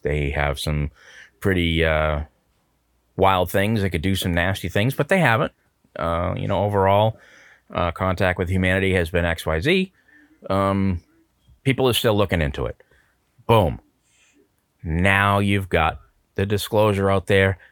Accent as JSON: {"language": "English", "country": "United States", "said": "as an American citizen, I'm gonna say this, you know, I'm a true blue, red, white, and blue"}